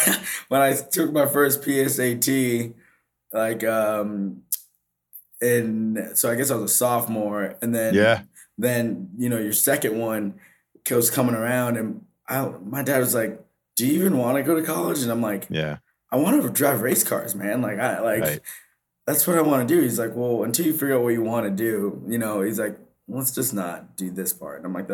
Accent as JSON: {"language": "English", "region": "Vermont", "country": "United States", "said": "like I'm from Vermont, right? So like the black population is very low. Like I had to go 45 minutes to see another black person."}